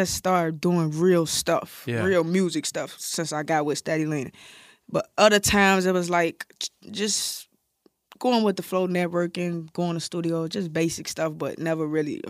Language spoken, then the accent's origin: English; Chicago, Illinois, United States; Oh, I'm from Iraq, Chicago.